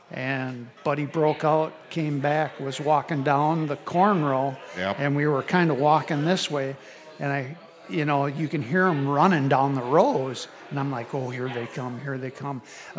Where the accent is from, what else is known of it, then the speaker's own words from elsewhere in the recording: Iowa, United States; I'm from Iowa.